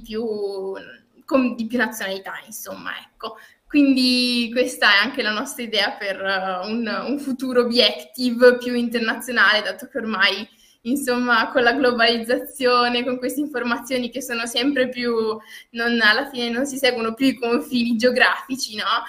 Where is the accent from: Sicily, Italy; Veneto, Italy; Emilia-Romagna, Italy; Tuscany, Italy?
Veneto, Italy; Feltre; sono di Feltre eh, quindi ehm, del Veneto